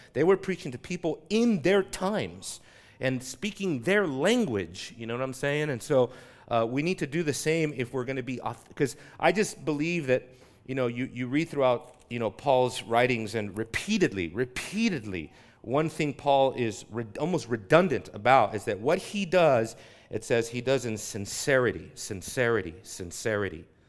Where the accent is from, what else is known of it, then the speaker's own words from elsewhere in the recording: Southern California, United States; I grew up in Southern California.